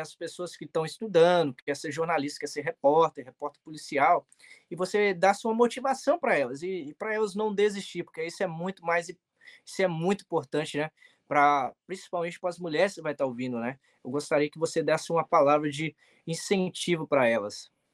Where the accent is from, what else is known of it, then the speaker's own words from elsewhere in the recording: Vila Velha, Espírito Santo, Brazil; moved away as an adult; also born or lived in Jaguaré; now in United States; eu sou filho de uma cearense que é nordestina, mas nasci no Espírito Santo, no Sudeste